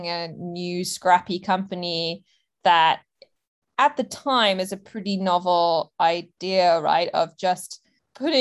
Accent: Hong Kong; I was actually born in Hong Kong

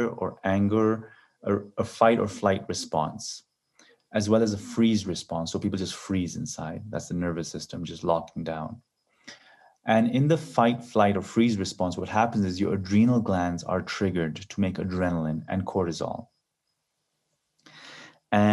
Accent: Kenya; moved away; also born or lived in Canada / Silicon Valley; I grew up in Kenya

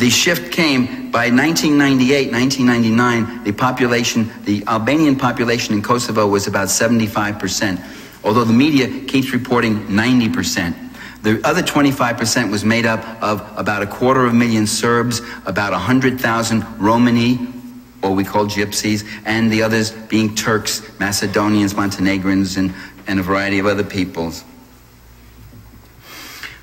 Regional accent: New York, United States; I'm from New York

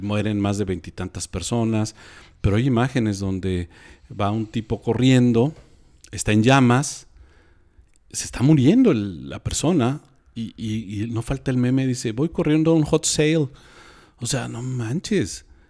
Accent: Mexico; nosotros como mexicanos

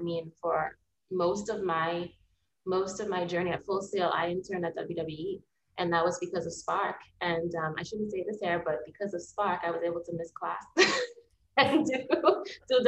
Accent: Bahamas; moved away as an adult; also born or lived in United States; I'm from the Bahamas.

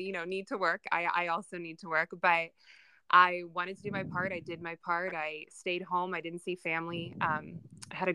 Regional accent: Southern California, United States; I was born and raised in Southern California. I still live in Los Angeles.

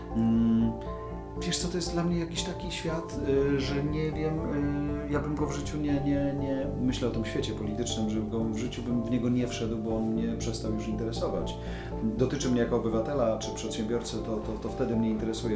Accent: Poland

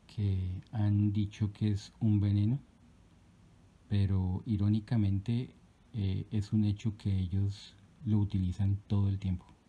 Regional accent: Colombia; mi país, Colombia

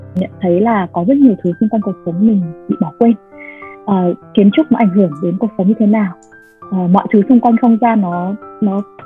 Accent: Vietnam

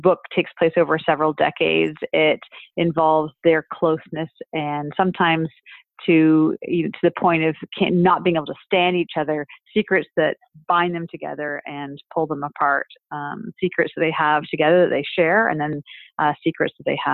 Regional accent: Canada; As a Canadian

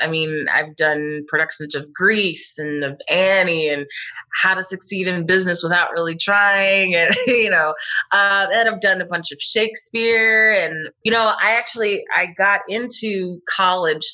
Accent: Abington, Pennsylvania, United States; Just outside. I'm actually from Abington. And but yeah, I've been here my whole life

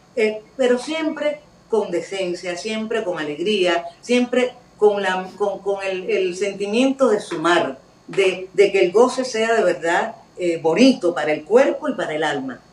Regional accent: Cuba; como cubana

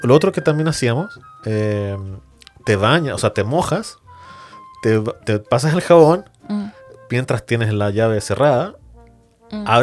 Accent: Chile; como buen chileno se dice, no nos peguemos en el cachofazo

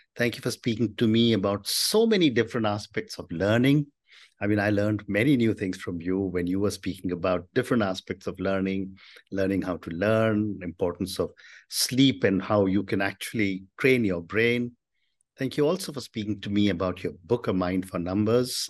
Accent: India; as an Indian, from the time I was a child, we were never allowed to give up maths

